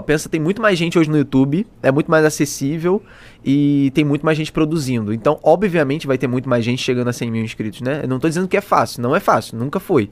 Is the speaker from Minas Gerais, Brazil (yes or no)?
no; Petrópolis, Rio de Janeiro, Brazil; accent: carioca; moved away as an adult; eu comecei tudo lá em Petrópolis, na casa dos meus pais, é, onde eu morei até ano começo do ano passado